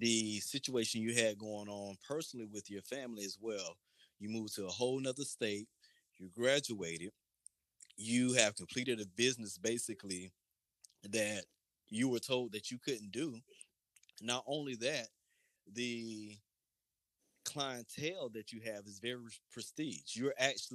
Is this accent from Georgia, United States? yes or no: no; Lakeland, Florida, United States; growing up in Lakeland